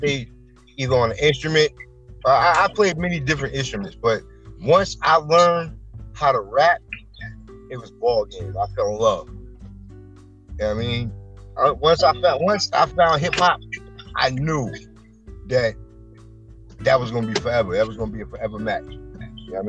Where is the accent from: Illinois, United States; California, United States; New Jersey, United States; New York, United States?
New Jersey, United States; East Orange; also born or lived in Newark, New Jersey; I grew up in East Orange.